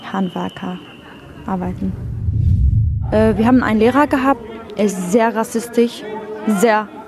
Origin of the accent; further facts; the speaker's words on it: Syria; now in Germany; Ich komme aus Syrien. Ich bin seit fünf Jahren in Deutschland